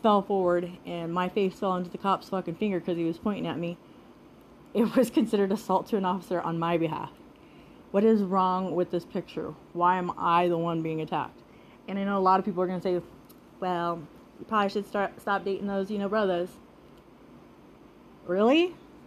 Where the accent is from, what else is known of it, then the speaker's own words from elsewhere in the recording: Nebraska, United States; now in Las Vegas, United States; we're from Nebraska. We're these good old down-home folks